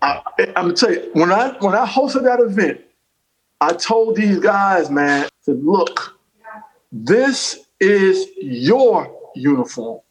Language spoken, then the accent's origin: English; North Carolina, United States; moved away; also born or lived in New York; I'm also a country boy from North Carolina